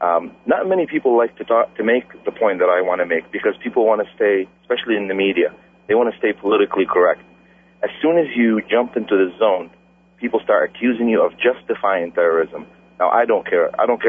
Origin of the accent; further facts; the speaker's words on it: United States; I have a problem with whoever hates America because I'm an American.